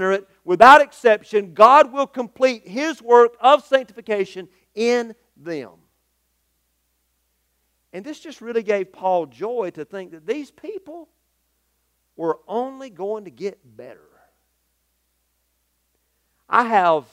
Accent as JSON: {"language": "English", "country": "United States", "said": "the social construct that I'm accustomed to here as an American"}